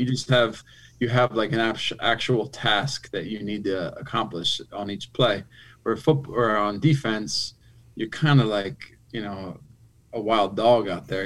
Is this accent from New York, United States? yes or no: no; Philadelphia, Pennsylvania, United States; I grew up in Philly